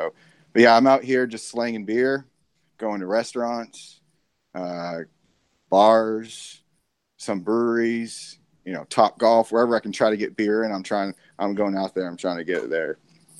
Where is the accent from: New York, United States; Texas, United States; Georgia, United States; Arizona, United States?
Arizona, United States; I'm born and raised in Arizona.